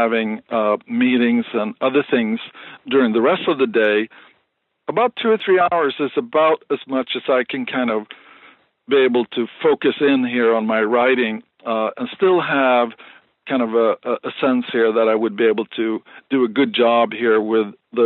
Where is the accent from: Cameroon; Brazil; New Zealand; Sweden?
Sweden; moved away as an adult; now in United States; I was brought up in Sweden